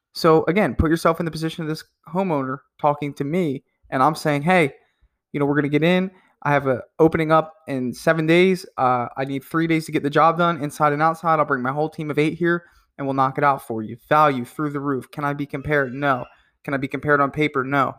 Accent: New Jersey, United States; I'm not quite from Wisconsin, but I'm from New Jersey and it's a little cold up there.

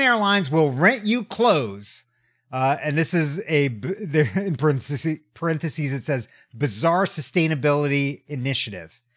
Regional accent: United States; also born or lived in Tokyo, Japan; as an American

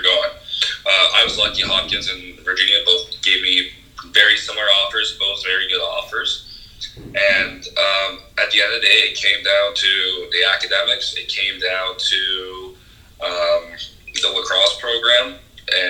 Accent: Canada; as a Canadian

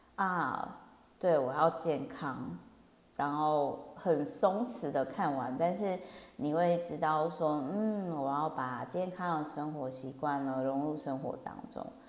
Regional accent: Kaohsiung, Taiwan; now in Taipei, Taiwan; 因为我老家呢是乡下高雄

